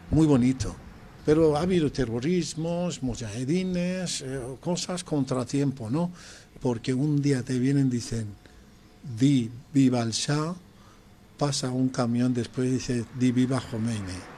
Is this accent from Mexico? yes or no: no; Tehran, Tehran Province, Iran; born or raised there; Spanish is a second language; moved away as an adult; also born or lived in Pakistan